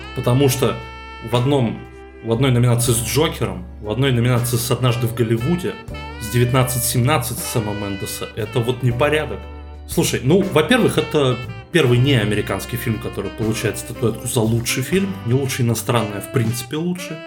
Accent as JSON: {"language": "Russian", "country": "Russia", "said": "нашей страны"}